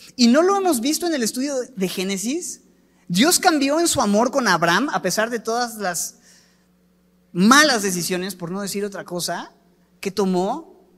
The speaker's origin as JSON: {"language": "Spanish", "country": "Mexico", "said": "aquí es donde yo vivo y soy mexicano y a mucha honra"}